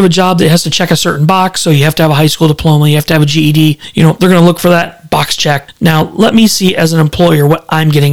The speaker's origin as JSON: {"language": "English", "town": "Fenton", "region": "Missouri", "country": "United States", "tie": "born or raised there", "moved": "yes", "said": "I grew up in Fenton, Missouri"}